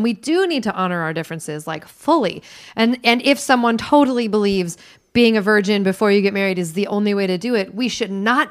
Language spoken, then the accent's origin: English; United States; I'm from Washington, let me say.